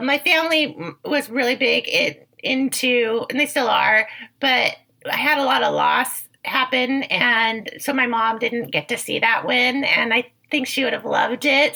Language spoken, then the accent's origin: English; Bay Area, California, United States; I was raised in the Bay Area